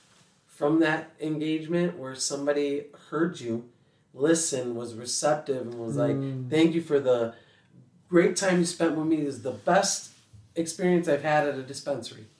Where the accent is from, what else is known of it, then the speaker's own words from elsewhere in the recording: Chicago, Illinois, United States; moved away; I'm from Chicago